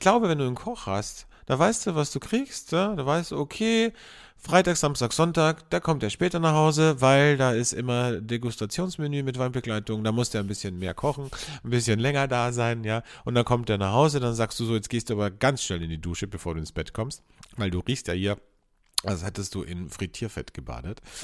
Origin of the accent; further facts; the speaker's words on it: Carinthia, Austria; moved away as an adult; also born or lived in Vienna, Austria; als ich von, von äh, Kärnten, von meinem Bundesland, wo ich aufgewachsen bin, nach Wien gezogen bin, okay, da war ich 18, 19